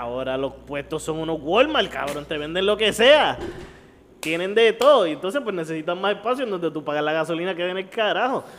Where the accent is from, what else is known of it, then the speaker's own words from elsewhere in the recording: Carolina, Puerto Rico; yo soy un tipo que me crié en Carolina, cabrón. Yo he vivido toda mi vida en Carolina